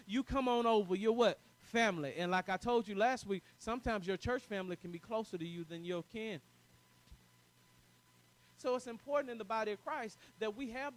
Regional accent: the South, United States; I'm from the South

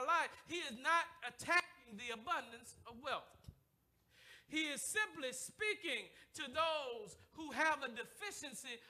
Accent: the South, United States; I'm from the South.

